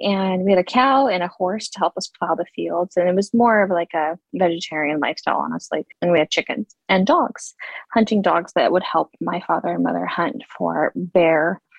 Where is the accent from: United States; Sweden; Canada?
United States; Utah; born or raised there; also born or lived in Russia